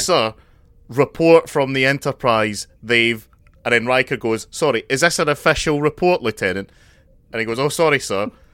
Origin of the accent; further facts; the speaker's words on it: Scotland, United Kingdom; as a Scotsman, it's ki, kind of in my cultural history